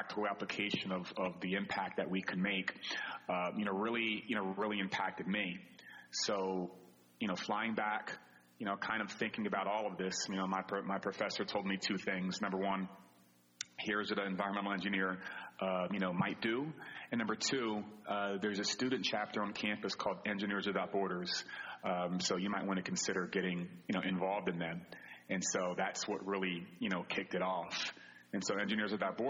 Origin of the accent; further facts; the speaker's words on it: New Jersey, United States; moved away as an adult; also born or lived in Philadelphia area; now in New York City, United States; I grew up in the South Jersey area